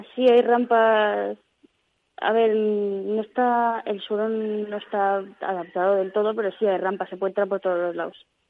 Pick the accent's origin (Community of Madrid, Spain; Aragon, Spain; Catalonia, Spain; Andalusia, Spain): Community of Madrid, Spain; Madrid; yo soy de Madrid.